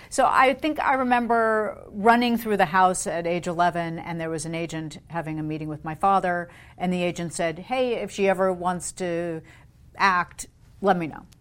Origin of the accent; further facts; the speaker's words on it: London, United Kingdom; And then um, at BBC, when, why I grew up in London, he was head of specials for BBC Television.